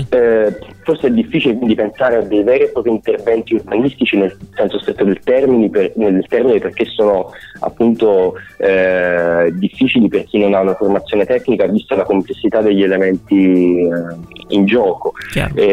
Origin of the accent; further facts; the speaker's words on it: Avellino, Campania, Italy; moved away as an adult; nato ad Avellino, {S0} okay, {S1} ho vissuto ad Avellino